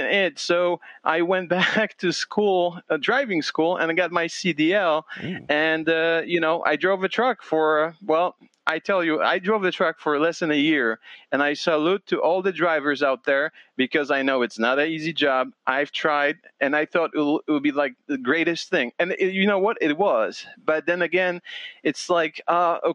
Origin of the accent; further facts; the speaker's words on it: Poland; now in United States; I'm Polish American immigrant